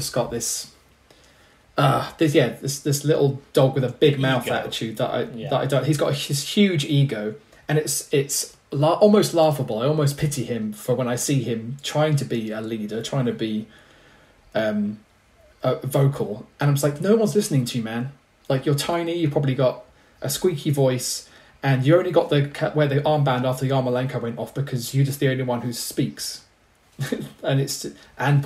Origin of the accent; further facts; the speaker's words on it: England, United Kingdom; I'm English